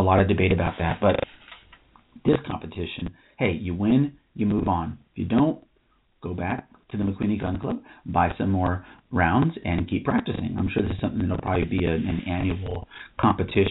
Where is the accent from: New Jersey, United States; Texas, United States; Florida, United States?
Texas, United States; Austin; I was born in Austin.